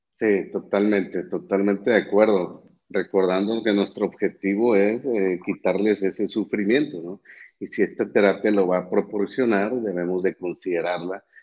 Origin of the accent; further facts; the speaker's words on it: Monterrey, Nuevo León, Mexico; also born or lived in Mexico City / Florida; soy de México, de Monterrey específicamente